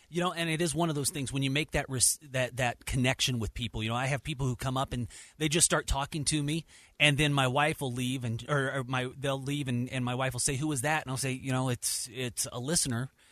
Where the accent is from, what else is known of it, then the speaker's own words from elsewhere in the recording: Dodge City, Kansas, United States; now in Salt Lake City, United States; I was born and raised in Dodge City, Kansas